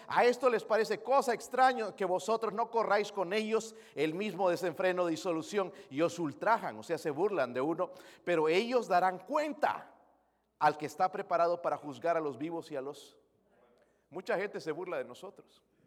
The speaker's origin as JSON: {"language": "Spanish", "country": "Bolivia", "moved": "yes", "said": "Soy de Bolivia"}